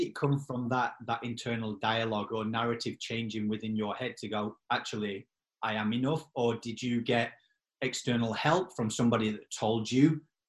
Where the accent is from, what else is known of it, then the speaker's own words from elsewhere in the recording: Yorkshire and the Humber, United Kingdom; accent: Yorkshire; my accent being Yorkshire.